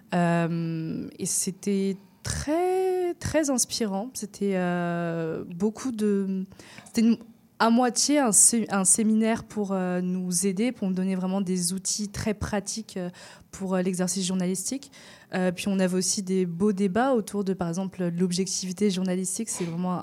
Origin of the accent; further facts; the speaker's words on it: France; moi je viens de France